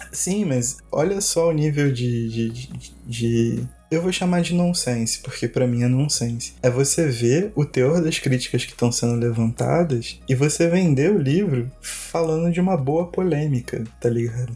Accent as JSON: {"language": "Portuguese", "country": "Brazil", "said": "nós como brasileiros"}